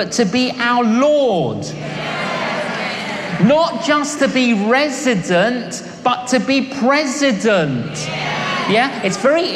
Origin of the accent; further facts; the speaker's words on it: London, United Kingdom; when I was growing up in London, I was an agnostic